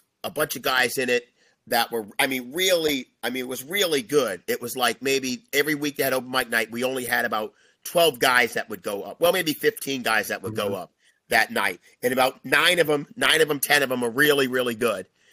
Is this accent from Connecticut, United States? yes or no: yes; Connecticut, United States; moved away; I'm from Connecticut